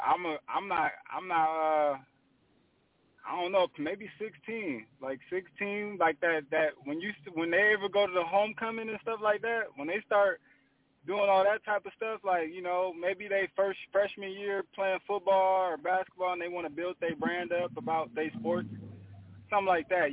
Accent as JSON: {"language": "English", "town": "Pomona", "region": "California", "country": "United States", "said": "I'm really from Pomona, California. Considered, you know, the West Coast"}